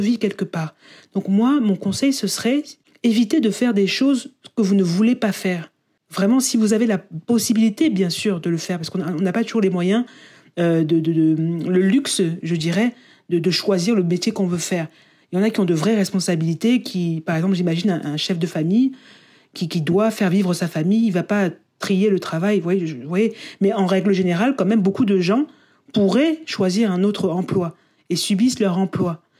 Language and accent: French; France; first language French; moved away as an adult; also born or lived in United Kingdom; j'ai envie de travailler en français dans ma langue, euh, dans ma première langue, et de retourner en fait en France, à Paris